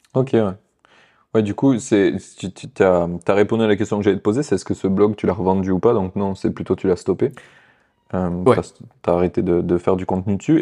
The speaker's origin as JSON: {"language": "French", "country": "France"}